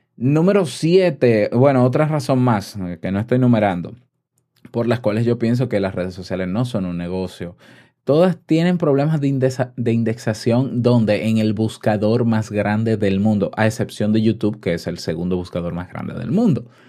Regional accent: Dominican Republic; en mi país, yo te puedo asegurar, en República Dominicana

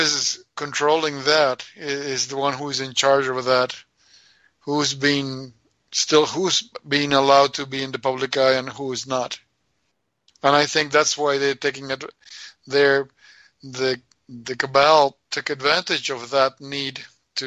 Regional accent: Argentina; moved away; we grew up there not believing in the government

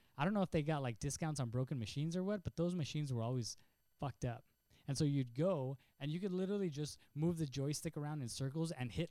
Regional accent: El Paso, Texas, United States; moved away; I grew up in El Paso

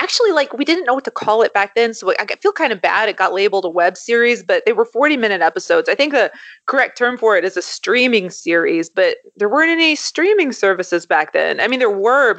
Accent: Kentucky, United States; I grew up in Kentucky

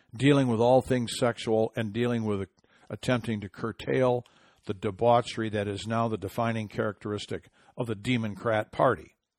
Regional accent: Michigan, United States; in my home state of Michigan

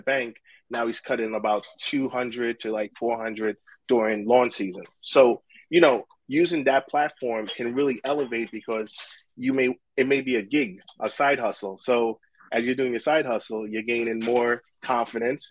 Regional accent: New York City, New York, United States; I grew up in Brooklyn

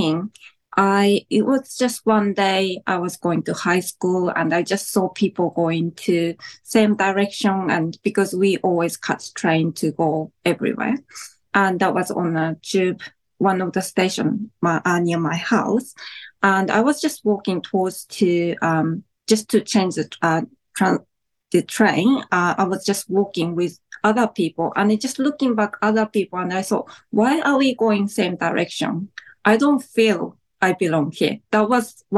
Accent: Japan; now in New Zealand; when I lived in Japan

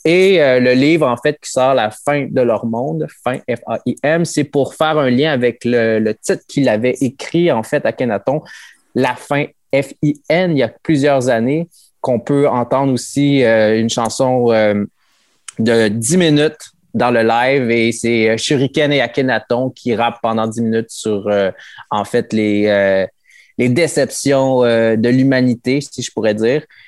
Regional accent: Quebec, Canada; also born or lived in Mexico; je suis euh, une personne qui a été adoptée par une famille québécoise et mon pays d'origine est le Mexique

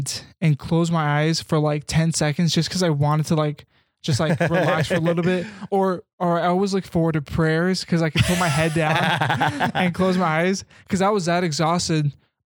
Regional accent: Kansas, United States; I grew up in Kansas.

